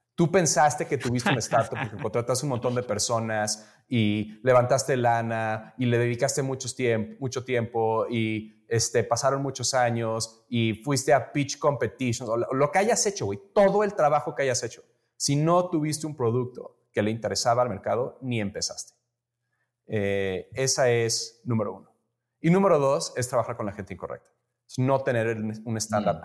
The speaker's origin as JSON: {"language": "Spanish", "region": "Mexico City", "country": "Mexico", "tie": "born or raised there", "also_born_or_lived": "United States", "moved": "as an adult", "said": "yo, soy mexicano, yo nací crecí aquí en la Ciudad de México, pero me fui a estudiar"}